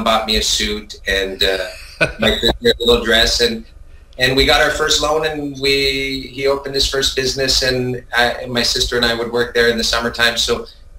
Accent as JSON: {"language": "English", "town": "Vancouver", "region": "British Columbia", "country": "Canada", "tie": "born or raised there", "also_born_or_lived": "Montreal, Quebec, Canada", "said": "I think I was born in Montreal, Quebec. My parents are originally from Italy, immigrated to Quebec, Montreal, Canada, and ended up in Vancouver when I was about 6 years old, 7 years old"}